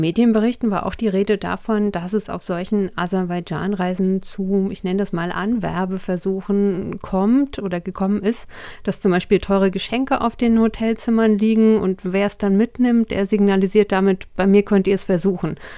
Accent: Hesse, Germany; verstehe ich als äh, Hessin

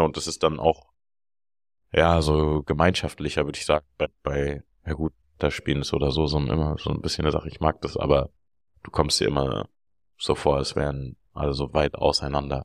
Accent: Berlin, Germany; ich bin aus Berlin

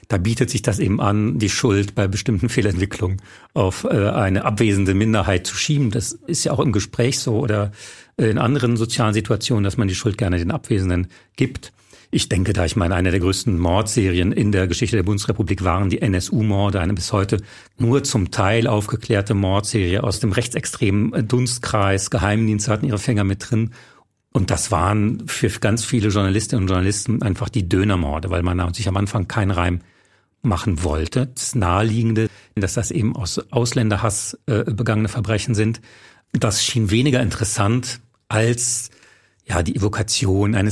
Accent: Saarland, Germany; gerade im Saarland, wo ich herkomme, sehr viele abwertende Begriffe.

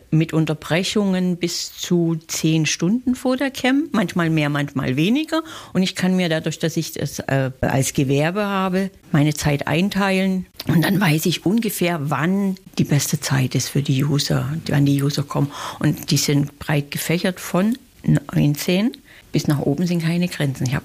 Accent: Saxony, Germany; Aus dem Bundesland Sachsen.

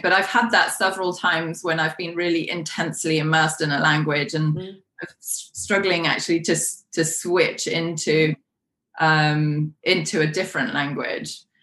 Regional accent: London, United Kingdom; first language Polish; English is a second language; I was raised in London

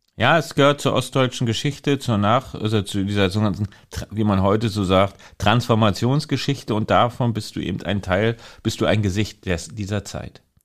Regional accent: Western Pomerania, Mecklenburg-Vorpommern, Germany; ich bin in Vorpommern groß geworden

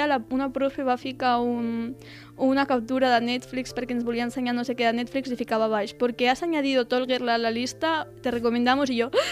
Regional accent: Tarragona, Catalonia, Spain; jo sóc aquí de Tarragona

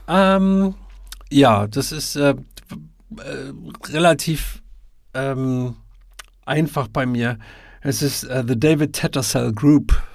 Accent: Münsterland, North Rhine-Westphalia, Germany; ich bin ja Westfale und, äh, komme aus dem Münsterland, ähm, oder aus der Nähe des Münsterlandes.

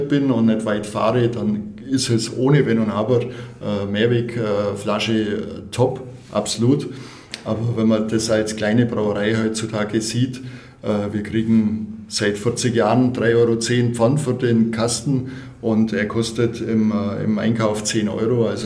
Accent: Gundelfingen, Germany; born there; am anderen Standort, äh, in meinem Geburtsort in Gundelfingen.

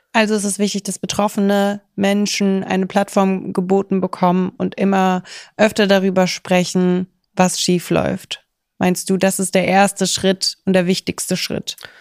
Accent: Kaiserslautern, Rhineland-Palatinate, Germany; now in Berlin, Germany; in Kaiserslautern, wo ich herkomme

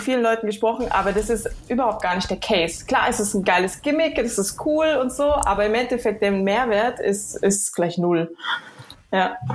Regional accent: near Frankfurt, Hesse, Germany; also born or lived in Düsseldorf; now in Switzerland; geboren in Düsseldorf, aber aufgewachsen in der Nähe von Frankfurt

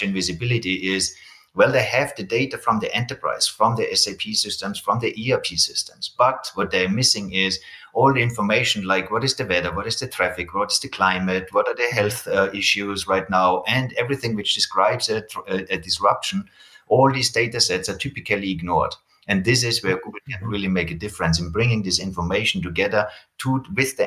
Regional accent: Austria; I come from Austria

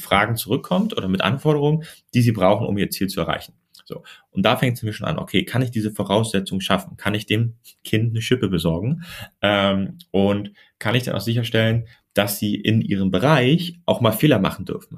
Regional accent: Germany; ich komme ja aus Deutschland

